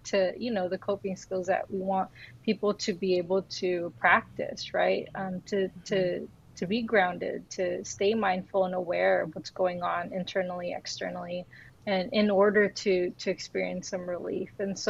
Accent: United States; especially being Filipino American, right, we're always kind of caught in between something

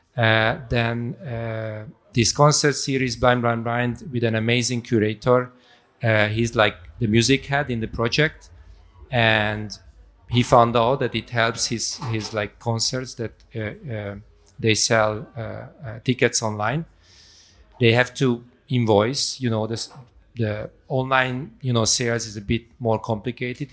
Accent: Budapest, Hungary; moved away as an adult; also born or lived in Darmstadt, Germany; I was born in Hungary, in Budapest. Uh, when I was around 20, I went for studies to Darmstadt

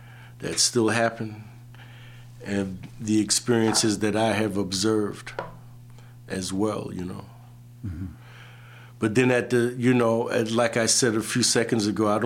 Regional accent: New York City, New York, United States; growing up in the Brooklyn area

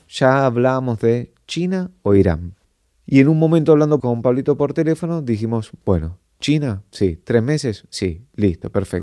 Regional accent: Argentina; somos de Argentina

